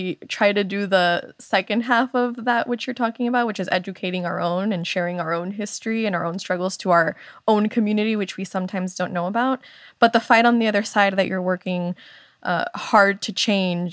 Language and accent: English; Miami, Florida, United States; growing up in Miami